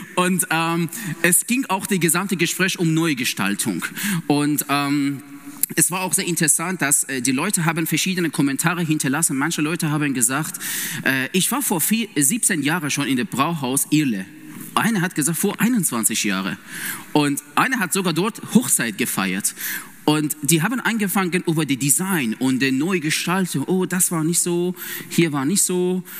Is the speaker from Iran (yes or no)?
yes; Iran; German is a second language; also born or lived in Vienna, Austria; now in Siegen, Germany; ich komme ursprünglich aus dem Iran